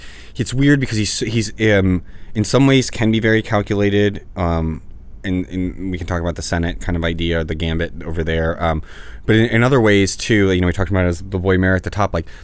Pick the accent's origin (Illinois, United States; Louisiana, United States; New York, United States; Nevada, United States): Louisiana, United States; New Orleans; now in Los Angeles, United States; one of them from my hometown, Mitch Landrieu